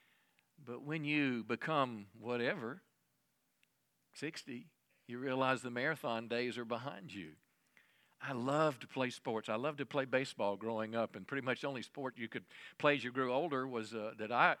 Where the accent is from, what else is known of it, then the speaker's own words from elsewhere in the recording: United States; as American people